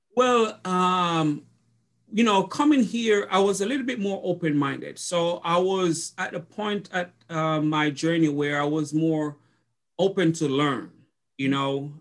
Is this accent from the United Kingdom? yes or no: no; Jamaica; moved away as an adult; now in Jefferson City, United States; I went to college in Jamaica